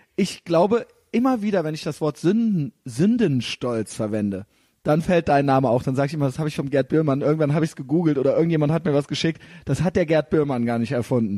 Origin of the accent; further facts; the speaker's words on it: Germany; ich bin auch Deutscher